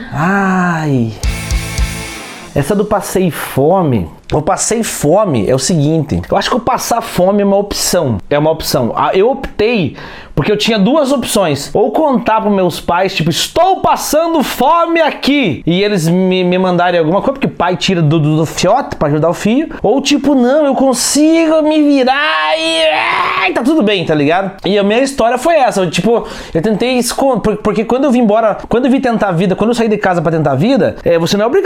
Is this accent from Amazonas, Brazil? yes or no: no; Tibagi, Paraná, Brazil; now in Curitiba, Brazil; Eu, eu vim de Tibagi pra cá com 25 pila.